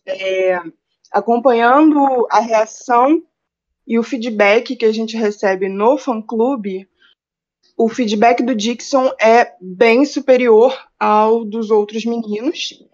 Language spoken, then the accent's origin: Portuguese; Rio de Janeiro, Brazil; eu sou do Rio de Janeiro